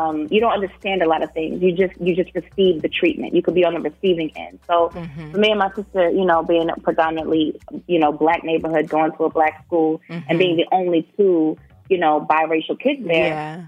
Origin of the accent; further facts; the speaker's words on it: Baltimore, Maryland, United States; I grew up in West Baltimore.